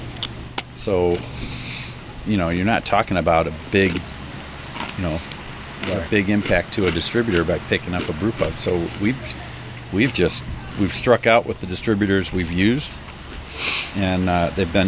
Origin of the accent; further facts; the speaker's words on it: Bloomington, Illinois, United States; I grew up in Bloomington